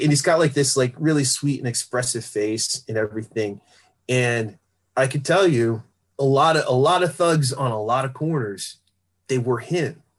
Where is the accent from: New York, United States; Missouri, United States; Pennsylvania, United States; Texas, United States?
Pennsylvania, United States; Philadelphia; I grew up in West Philly and I would go to North Philly sometimes because my father was from there